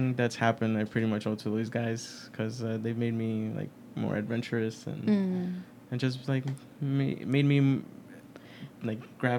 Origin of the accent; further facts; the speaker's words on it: New York City, New York, United States; I was born in Queens, New York, more specifically Elmhurst, Queens.